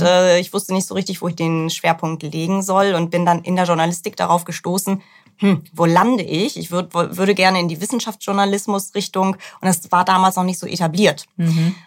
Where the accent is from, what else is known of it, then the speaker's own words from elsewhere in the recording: Northern Germany, Germany; now in Hamburg, Germany; Ich komme gar nicht so weit von hier. Ich bin eine norddeutsche Seele